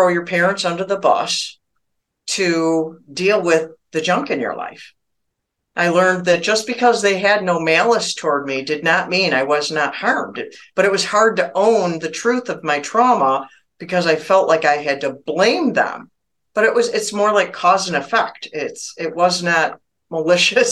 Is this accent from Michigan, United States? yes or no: yes; Michigan, United States; also born or lived in Arizona; I was born and raised in Michigan, still live there now. I've lived here almost my whole life.